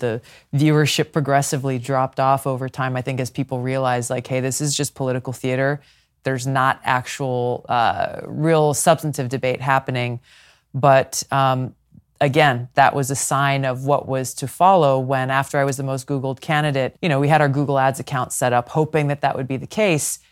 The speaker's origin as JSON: {"language": "English", "region": "Hawaii", "country": "United States", "tie": "born or raised there", "said": "my home state of Hawaii"}